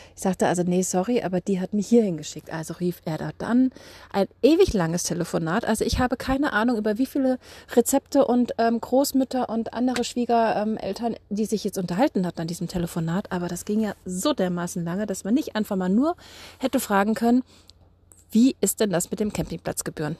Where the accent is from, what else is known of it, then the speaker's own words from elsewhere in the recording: Germany; bei uns in Deutschland